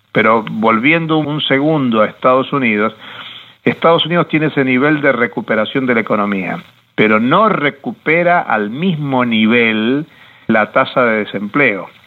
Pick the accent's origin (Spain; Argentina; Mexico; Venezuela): Argentina; No lo digo como argentino